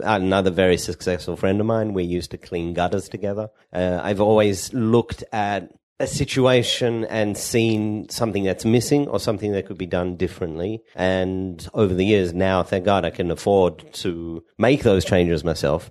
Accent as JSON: {"language": "English", "town": "Perth", "region": "Western Australia", "country": "Australia", "tie": "born or raised there", "also_born_or_lived": "Sydney, Australia", "moved": "as an adult", "lives_now": "Israel", "said": "I am from Perth, Australia, the Western side, small Jewish community, ten thousand, uh, Jews now. When I grew up, it was probably six thousand"}